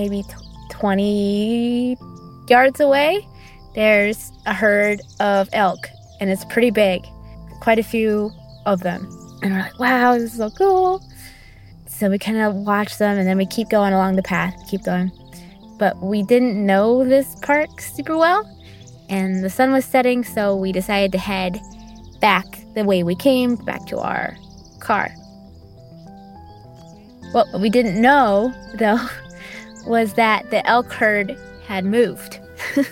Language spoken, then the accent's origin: English; Midwest, United States; We're from the Midwest